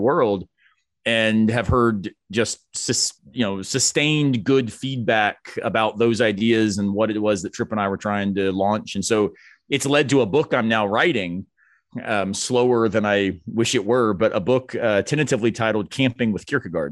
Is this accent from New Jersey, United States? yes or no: no; Florida, United States; moved away; growing up in Florida